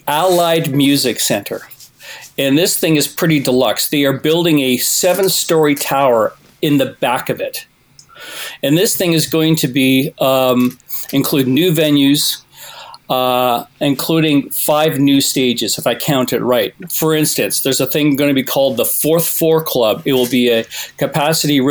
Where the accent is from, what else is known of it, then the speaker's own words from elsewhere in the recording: Toronto, Ontario, Canada; When I was a kid growing up in Toronto